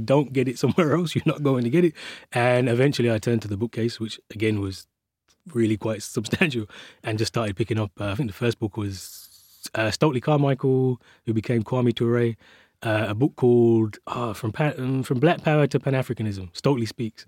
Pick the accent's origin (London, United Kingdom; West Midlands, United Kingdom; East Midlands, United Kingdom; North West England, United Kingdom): West Midlands, United Kingdom; Birmingham; I was born and raised, uh, in the city of Birmingham. I still live around the corner from where I grew up